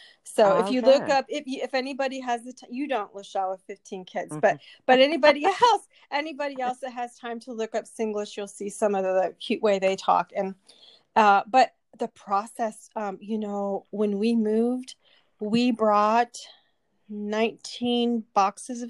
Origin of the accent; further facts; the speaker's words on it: United States; moved away as an adult; also born or lived in Southern California; now in Singapore; I am an American that lives in Singapore